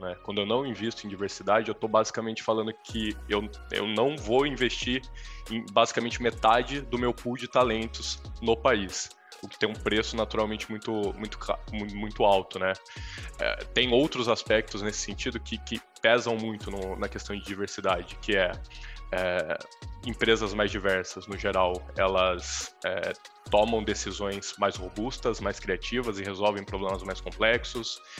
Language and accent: Portuguese; Campinas, São Paulo, Brazil; eu sou de Campinas, no interior de São Paulo